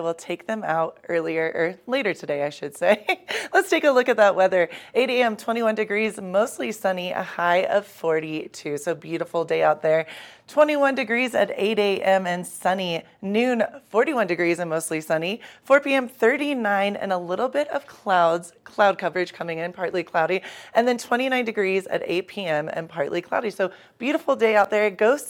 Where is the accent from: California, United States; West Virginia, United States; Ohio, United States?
Ohio, United States; Dayton; now in Eagle County, United States; Ohio. Dayton, Ohio.